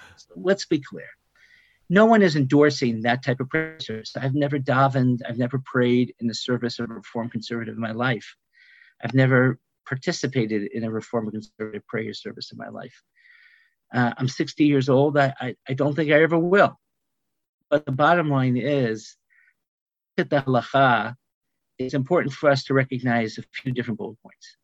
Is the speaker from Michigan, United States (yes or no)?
yes; Mount Clemens, Michigan, United States; I was born in Mount Clemens, Michigan